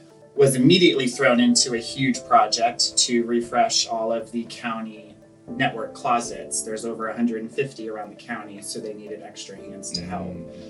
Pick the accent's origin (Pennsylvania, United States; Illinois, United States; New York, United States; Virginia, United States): Virginia, United States; Northern; I'm from Northern Virginia area. Went to elementary, middle, and high school here